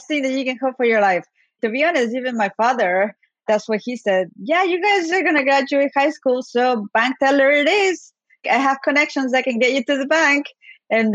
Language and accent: English; Ambato, Tungurahua, Ecuador; now in United States; When I was growing up in Ecuador, what every woman 18 years or so wanted to do with their lives was to be a teller at a bank